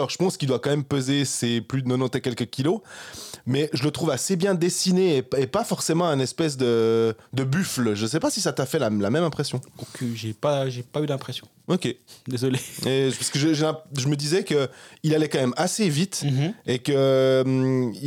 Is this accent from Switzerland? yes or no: yes; Switzerland; on met la ah Suisse parce qu'on est Suisse.